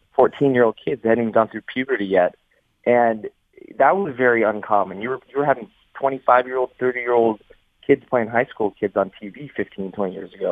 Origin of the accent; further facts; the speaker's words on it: Canada; I'm from Canada